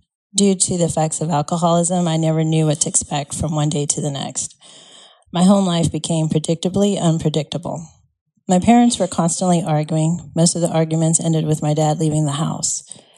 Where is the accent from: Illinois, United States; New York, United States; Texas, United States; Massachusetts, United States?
Texas, United States; El Paso; For the most part, I grew up in El Paso. This is where my dad was stationed for the last time as he retired from the Army.